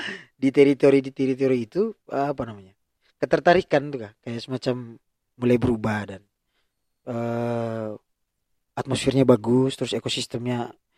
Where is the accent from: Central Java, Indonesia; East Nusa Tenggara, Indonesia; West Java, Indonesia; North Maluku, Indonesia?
East Nusa Tenggara, Indonesia; Ruteng; saya lahir dan besar di Ruteng